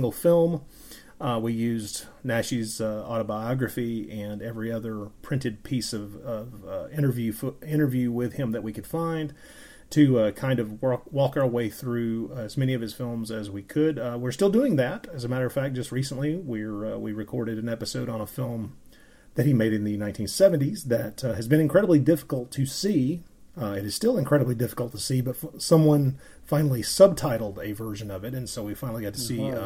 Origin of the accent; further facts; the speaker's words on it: the American South, United States; I am an American. I grew up in the American South